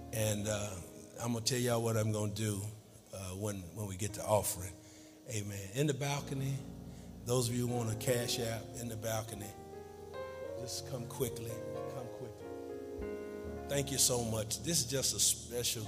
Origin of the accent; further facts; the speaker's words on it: New York, United States; moved away; also born or lived in Dallas; I'm from New York, by way of Dallas.